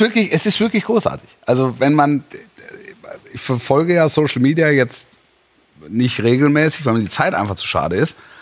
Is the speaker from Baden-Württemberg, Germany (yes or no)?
yes; near Stuttgart, Baden-Württemberg, Germany; moved away; Und ich bin ja da groß geworden in der Nähe.